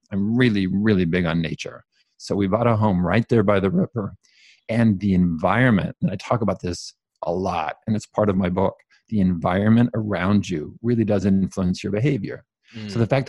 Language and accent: English; California, United States; So I grew up Mormon. I grew up in California, very strong Mormon family.